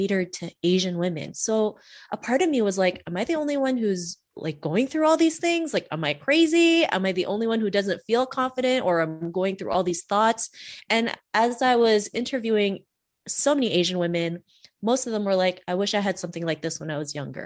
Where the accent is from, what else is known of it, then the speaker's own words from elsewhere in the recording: Canada; also born or lived in Philippines; I was born in the Philippines and we actually moved to Canada when I was 7. And back then, growing up in Canada in the late 80s, early 90s